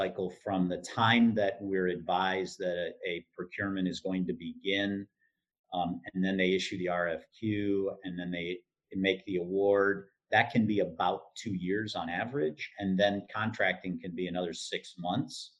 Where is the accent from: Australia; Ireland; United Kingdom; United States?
United States; southeastern Michigan; I grew up in southeastern Michigan